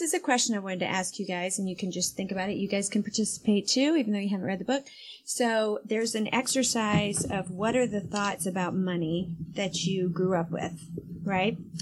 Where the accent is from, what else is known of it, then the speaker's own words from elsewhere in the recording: Spartanburg, South Carolina, United States; moved away; Spartanburg, South Carolina, is basically my hometown